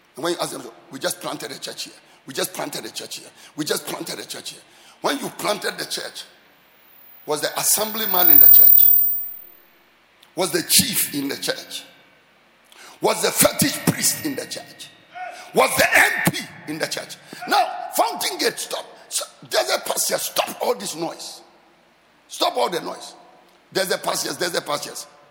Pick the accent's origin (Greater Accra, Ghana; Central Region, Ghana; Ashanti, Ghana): Greater Accra, Ghana; Accra; I grew up in the Sabo Zongo, just behind here. That is where I grew up.